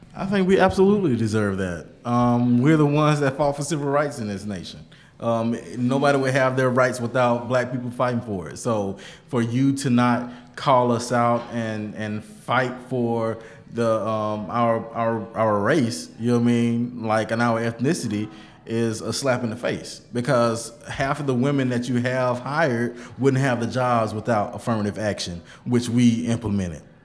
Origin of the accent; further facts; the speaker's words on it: Bainbridge, Georgia, United States; I'm from Bainbridge, Georgia, small city, 30 minutes north of Tallahassee, Florida